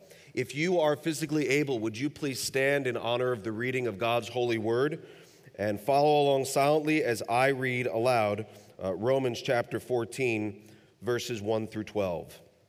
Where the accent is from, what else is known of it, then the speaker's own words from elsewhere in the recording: Kentucky, United States; I mean, we hail from Kentucky, a landlocked state